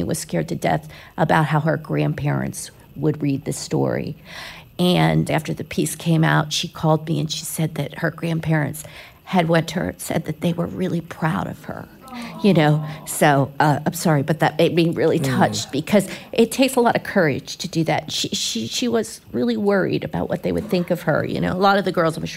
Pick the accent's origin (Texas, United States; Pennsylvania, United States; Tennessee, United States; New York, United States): Pennsylvania, United States; Philadelphia; now in Florida, United States; I grew up in Philly